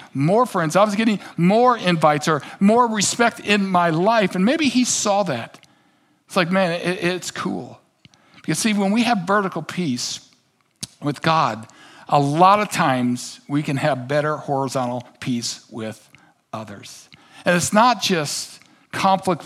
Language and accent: English; Kansas City, United States; I grew up in Kansas City